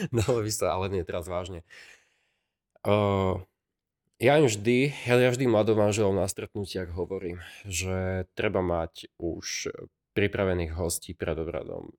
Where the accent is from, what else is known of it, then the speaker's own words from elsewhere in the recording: Slovakia; v Moraveckom okrese, odkiaľ som